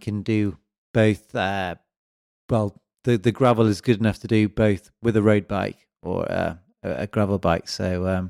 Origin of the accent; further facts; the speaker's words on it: England, United Kingdom; now in Switzerland; I'm originally from England, and I moved out to Switzerland and Valais primarily to ski.